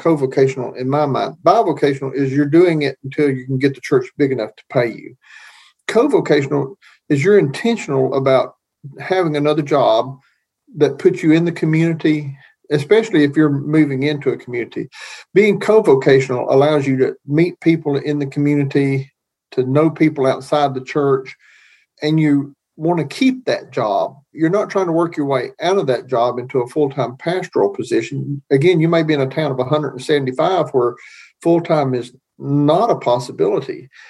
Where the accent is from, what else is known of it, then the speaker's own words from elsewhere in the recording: Appalachia, United States; I'm pure Appalachian. I still listen to bluegrass.